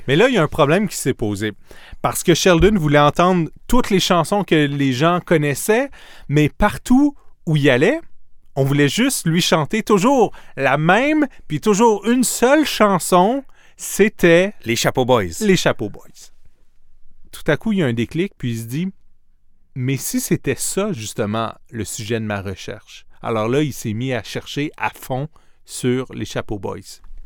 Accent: Outaouais, Quebec, Canada; j'ai grandi en Outaouais

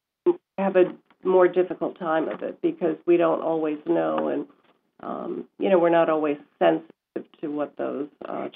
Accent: Glasgow, Scotland, United Kingdom; accent: Scottish; now in United States; So I came from Scotland, and I don't know if you know what the Scottish accent is like, but it's very thick.

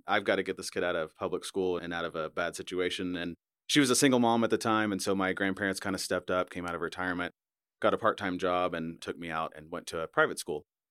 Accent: Arkansas, United States; also born or lived in Dallas, Texas; I moved to Arkansas from Dallas, Texas when I was about ten years old, went into junior high into the local public school

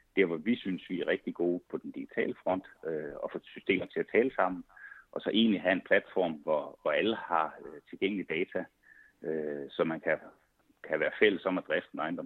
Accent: Svendborg, Southern Denmark, Denmark; moved away as an adult; also born or lived in Odense; now in Copenhagen area, Denmark; jeg er oprindelig fra Svendborg

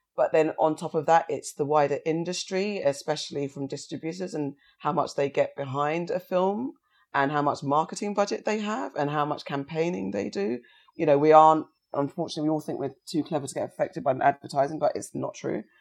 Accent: Somerset, South West England, United Kingdom; when I was fostered in Somerset

